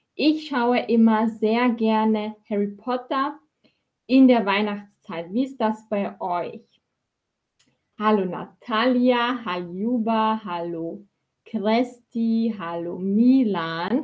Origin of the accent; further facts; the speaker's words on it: Austria; ich bin aus Österreich ich bin aus Österreich